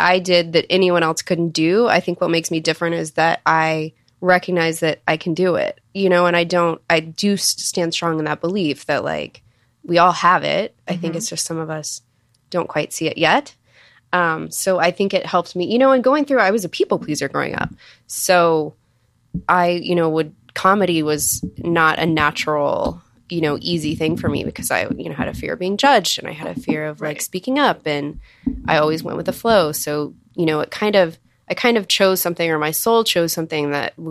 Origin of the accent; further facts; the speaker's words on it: Texas, United States; I'm from Texas